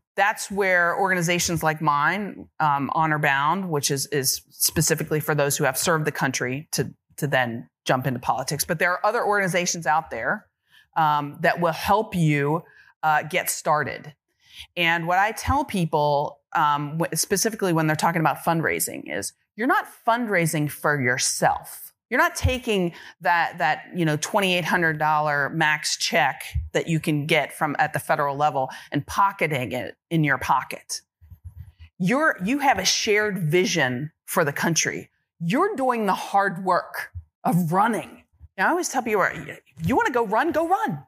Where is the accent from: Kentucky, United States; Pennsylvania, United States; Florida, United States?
Kentucky, United States; Georgetown; now in Los Angeles, United States; I was born and raised in Georgetown, Kentucky